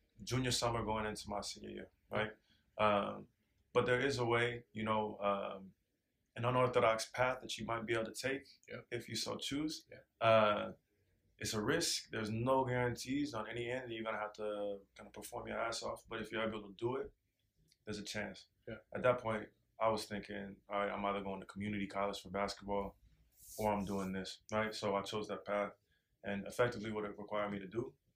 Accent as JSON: {"language": "English", "town": "Portland", "region": "Oregon", "country": "United States", "tie": "born or raised there", "moved": "yes", "said": "I'm from Northeast Portland, specifically King Alberta, which is a neighborhood that historically has been home to the vast majority of the small black population"}